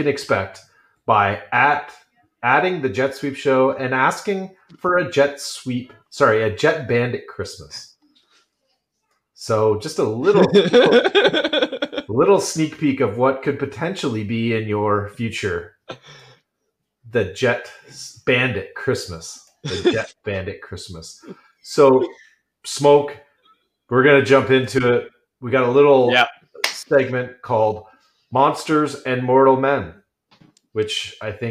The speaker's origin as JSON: {"language": "English", "region": "Scotland", "country": "United Kingdom", "said": "I'm Scottish."}